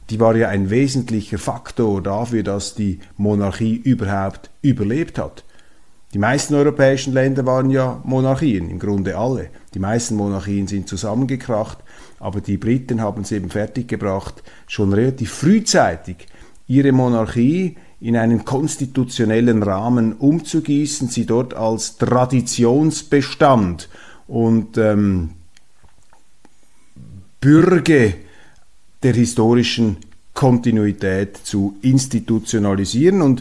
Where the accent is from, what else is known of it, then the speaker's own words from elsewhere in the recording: Switzerland; Und daraus lernen wir als Schweizer, dass eben die Neutralität am richtigen Ort eingesetzt